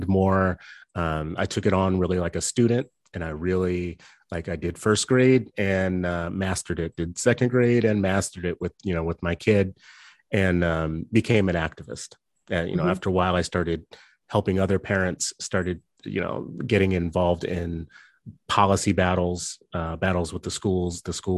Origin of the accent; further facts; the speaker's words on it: New Orleans, Louisiana, United States; also born or lived in California / Minnesota / Los Angeles; I grew up in, I was born in California. I was there for a few grades, the early grades, moved to Louisiana. So did a portion of elementary, middle, and high school in New Orleans. And did fourth grade in Minnesota and fifth grade in Los Angeles